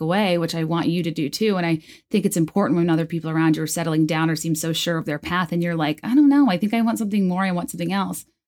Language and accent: English; Virginia, United States; born or raised there; moved away as an adult; also born or lived in New York / San Francisco / Chicago